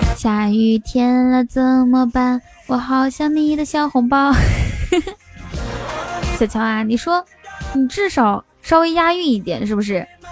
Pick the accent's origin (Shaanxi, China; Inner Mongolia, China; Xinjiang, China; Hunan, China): Inner Mongolia, China; now in Shanghai, China; 我是内蒙人，但是呢，我在上海，但是呢，我快混不下去了，马上要回去内蒙了